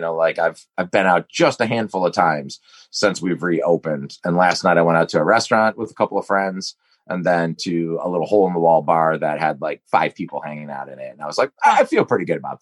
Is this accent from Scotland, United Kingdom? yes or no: yes; Scotland, United Kingdom; I'm 0% Irish. I'm fucking Scottish